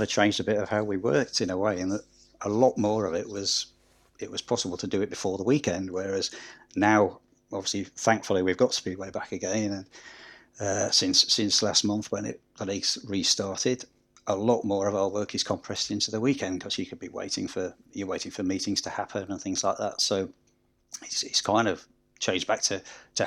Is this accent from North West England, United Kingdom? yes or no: no; Scunthorpe, Yorkshire and the Humber, United Kingdom; moved away; I'm originally from Scunthorpe and supported Scunthorpe in the 70s